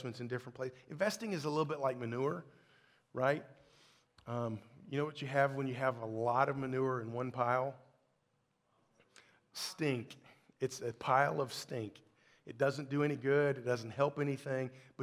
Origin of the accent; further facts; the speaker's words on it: Kentucky, United States; moved away; I'm from Kentucky. Stockyard is a whole other thing where I come from